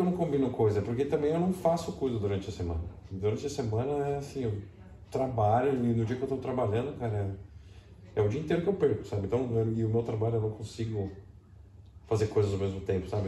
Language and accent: Portuguese; Brazil; moved away; como brasileiro